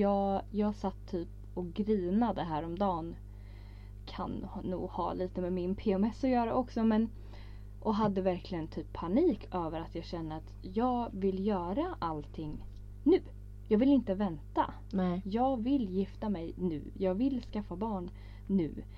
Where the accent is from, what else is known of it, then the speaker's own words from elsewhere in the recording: Örebro, Örebro County, Sweden; Vi är ju från Örebro